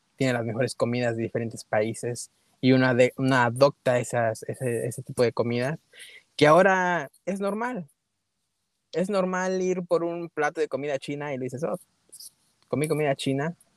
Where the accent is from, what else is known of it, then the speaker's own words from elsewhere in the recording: California, United States; first language Spanish; los que nacimos aquí en los Estados Unidos